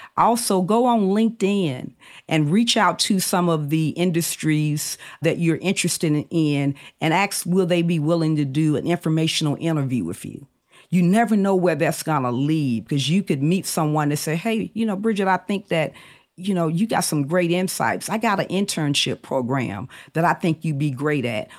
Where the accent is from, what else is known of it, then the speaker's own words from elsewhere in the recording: Birmingham, Alabama, United States; I grew up in Birmingham, Alabama in the 70s.